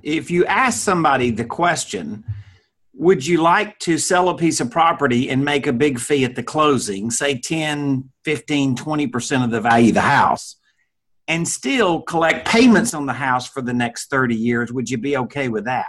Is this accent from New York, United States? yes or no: yes; New York City, New York, United States; I'm from New York City, man.